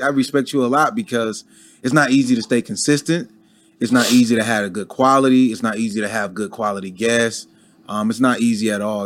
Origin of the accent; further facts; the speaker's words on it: Detroit, Michigan, United States; moved away as an adult; now in Atlanta, United States; I never been to Atlanta before. I'm from Detroit.